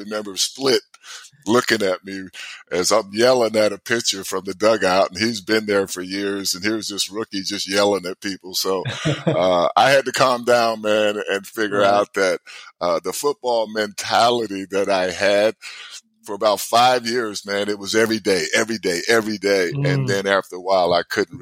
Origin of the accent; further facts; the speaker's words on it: New Jersey, United States; also born or lived in Alabama; when I first got to Jersey, I was coming from Alabama